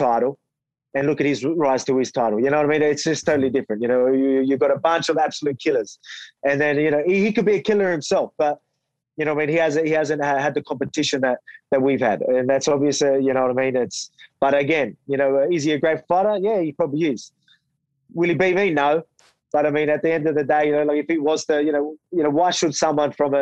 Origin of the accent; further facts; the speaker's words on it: Australia; fighting in my hometown, you know, full crowd, Aussie fans